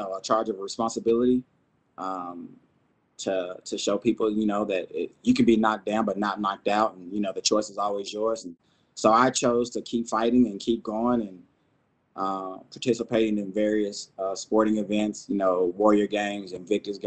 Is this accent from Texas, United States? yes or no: yes; Texas, United States; moved away as an adult; I'm originally from Texas, joined the Army in 98.